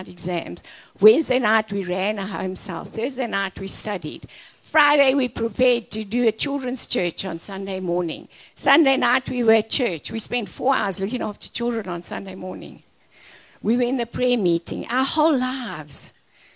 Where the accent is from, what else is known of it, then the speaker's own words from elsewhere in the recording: Orkney, North West, South Africa; I was from Orkney Snortney, okay? I was not looking to travel the world. I was a small town girl.